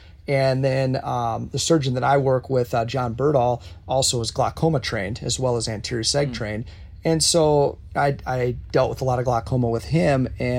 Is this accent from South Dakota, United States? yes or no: yes; South Dakota, United States; I'm from South Dakota.